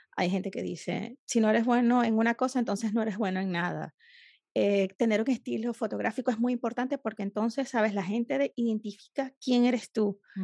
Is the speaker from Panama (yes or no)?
no; Venezuela; las caraotas, como le decimos en, Venezuela